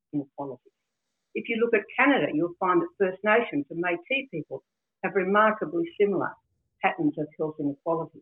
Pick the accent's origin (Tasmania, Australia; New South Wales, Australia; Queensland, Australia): Tasmania, Australia; Northwest